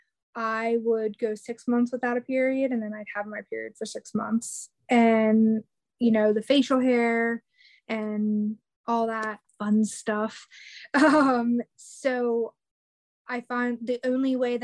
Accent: New Jersey, United States; now in North Carolina, United States; I'm in North Carolina, I'm originally from New Jersey

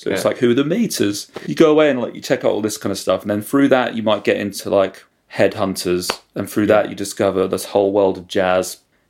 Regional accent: Aylesbury, South East England, United Kingdom; also born or lived in London; Well, I was born in London, and then sort of our family just kind of moved around all over the place. Eventually settled in Buckinghamshire, and I went to school in Aylesbury.

